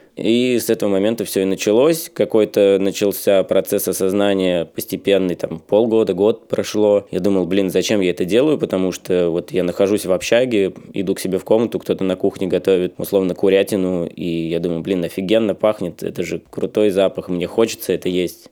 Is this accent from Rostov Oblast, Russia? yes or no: yes; Volgodonsk, Rostov Oblast, Russia; now in Saint Petersburg, Russia; в моем родном городе Волгодонске